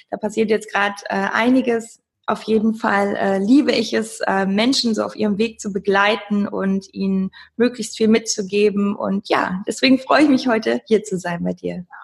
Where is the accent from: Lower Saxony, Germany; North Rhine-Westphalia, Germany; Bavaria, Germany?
North Rhine-Westphalia, Germany; Cologne; Ich komme aus Köln und bin Sportwissenschaftlerin, Mentalcoach.